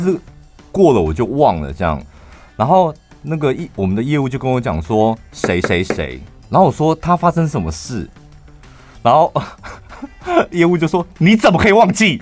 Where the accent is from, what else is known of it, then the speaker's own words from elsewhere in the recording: Taichung, Taiwan; 我们是来自于六都台中市